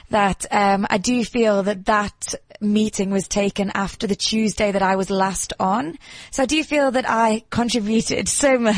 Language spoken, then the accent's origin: English; England, United Kingdom; now in South Africa; because I'm English.